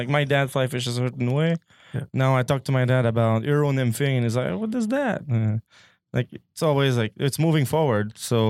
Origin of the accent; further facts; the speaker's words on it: Quebec, Canada; Even if I'm from Quebec.